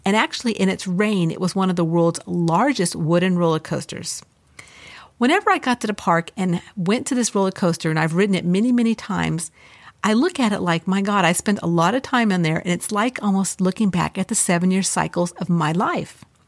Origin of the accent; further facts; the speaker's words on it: Los Angeles, California, United States; I grew up in Los Angeles